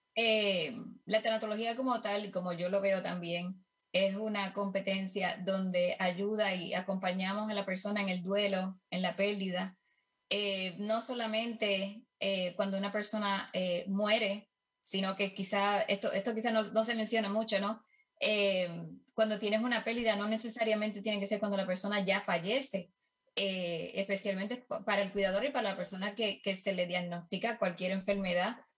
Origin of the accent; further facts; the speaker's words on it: Puerto Rico; moved away as an adult; now in Kansas, United States; yo estoy en los Estados Unidos, desde Kansas, soy de Puerto Rico, eh, me mudé acá hace ocho años